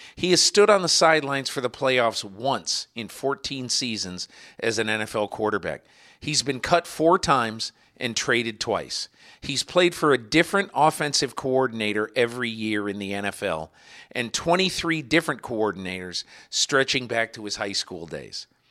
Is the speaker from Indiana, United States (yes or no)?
no; Connecticut, United States; I'm from Connecticut